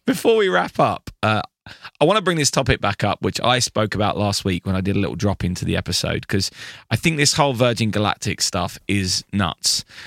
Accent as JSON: {"language": "English", "country": "United Kingdom", "said": "I am British"}